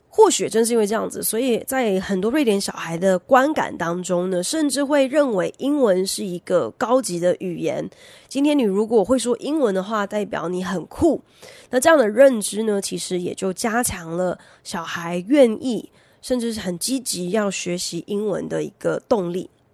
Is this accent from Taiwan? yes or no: yes; Taiwan; 台湾早期，也就是我小时候开始在推动英语教育的时候